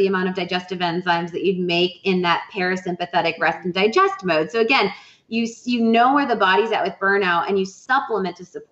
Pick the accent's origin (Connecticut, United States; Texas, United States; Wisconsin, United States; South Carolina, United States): Wisconsin, United States; I'm from Wisconsin